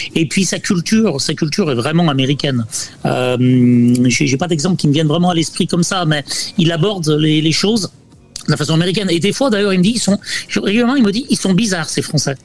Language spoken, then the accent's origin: French; Chazelles-sur-Lyon, Auvergne-Rhône-Alpes, France; moved away as an adult; also born or lived in Guadeloupe; now in Orlando, United States; je suis né à Chazelles-sur-Lyon